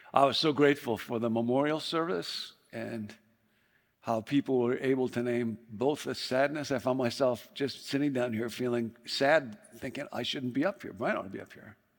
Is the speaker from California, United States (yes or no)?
no; Chicago, Illinois, United States; moved away; I grew up in Chicago